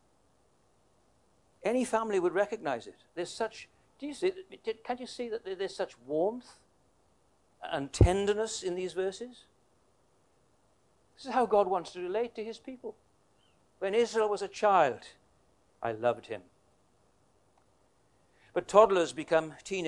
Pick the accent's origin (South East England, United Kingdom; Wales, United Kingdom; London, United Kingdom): Wales, United Kingdom; moved away as an adult; also born or lived in Queensland, Australia; now in Tasmania, Australia; My wife is, we're both Welsh.